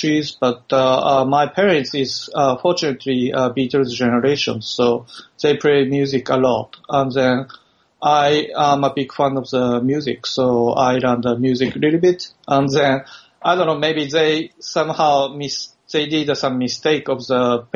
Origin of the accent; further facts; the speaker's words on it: Aizuwakamatsu, Fukushima, Japan; also born or lived in Tokyo; Aizu, my hometown is only 100,000 population